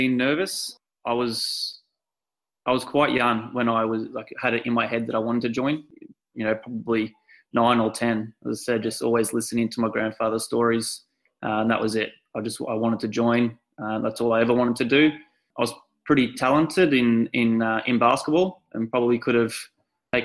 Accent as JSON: {"language": "English", "region": "Victoria", "country": "Australia", "said": "I've always been pretty proud of being an Aussie"}